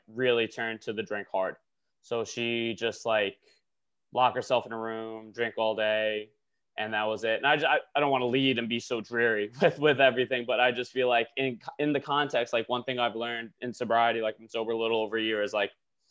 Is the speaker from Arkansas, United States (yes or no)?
no; Long Island, New York, United States; moved away as an adult; also born or lived in Buffalo, New York / England; now in Brooklyn, United States; I'm from Long Island. I currently live in Brooklyn, New York